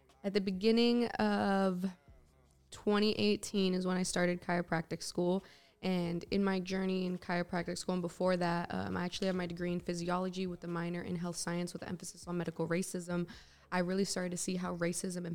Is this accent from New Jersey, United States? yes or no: no; San Francisco, California, United States; I love my hometown. I love being from San Francisco